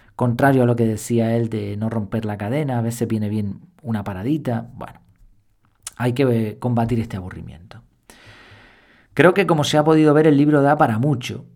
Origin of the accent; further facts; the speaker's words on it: Madrid, Community of Madrid, Spain; donde nací en Madrid